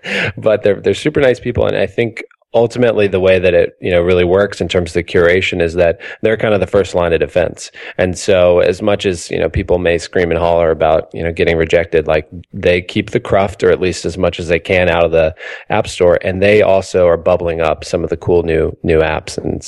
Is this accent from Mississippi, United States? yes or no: yes; Mississippi, United States; now in Boston, United States; I'm originally from Mississippi, and I can tell you that it is way past due for it to be warm here in Boston.